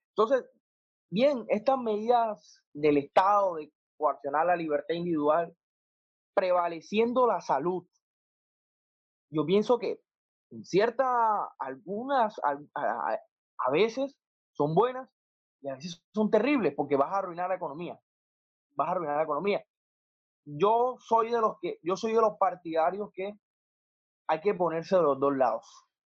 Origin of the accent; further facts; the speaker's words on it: Colombia; como colombianos